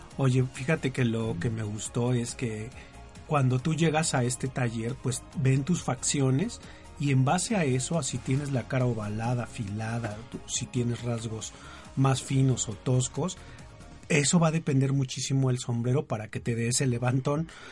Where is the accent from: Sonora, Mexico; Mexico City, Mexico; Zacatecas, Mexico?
Mexico City, Mexico; los que somos de Distrito Federal o de la Ciudad de México